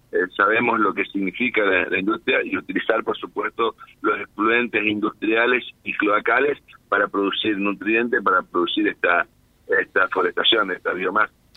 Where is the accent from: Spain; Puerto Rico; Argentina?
Argentina; northern Santa Fe; como norte santafesino